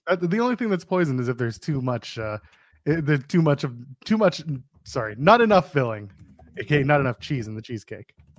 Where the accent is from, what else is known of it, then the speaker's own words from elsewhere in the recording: Canada; I'm Canadian